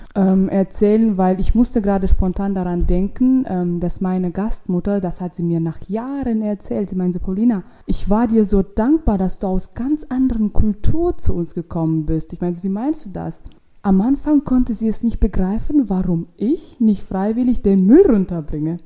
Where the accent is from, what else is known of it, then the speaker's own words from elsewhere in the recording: Ashgabat, Turkmenistan; accent: Russian; German is a second language; moved away as an adult; now in Berlin, Germany; Aschgabat, das ist die Hauptstadt in Turkmenistan und da komme ich her